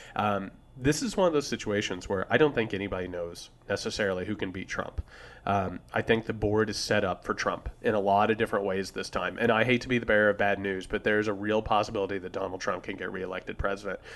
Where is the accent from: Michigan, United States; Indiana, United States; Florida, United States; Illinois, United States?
Indiana, United States; I'm from Indiana